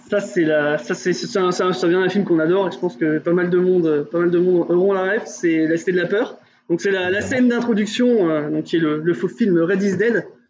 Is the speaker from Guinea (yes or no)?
no; Burgundy, Bourgogne-Franche-Comté, France; on vient de Bourgogne